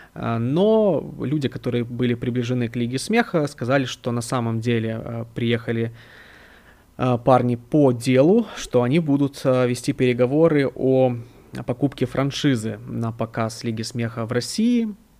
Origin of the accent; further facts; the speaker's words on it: Odesa, Odesa Oblast, Ukraine; я сам из Украины, из Одессы